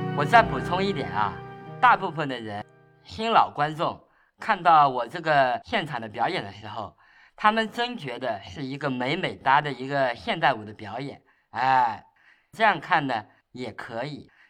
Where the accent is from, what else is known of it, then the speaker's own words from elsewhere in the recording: Shaoxing, Zhejiang, China; 像我的生活就是出生在绍兴嘛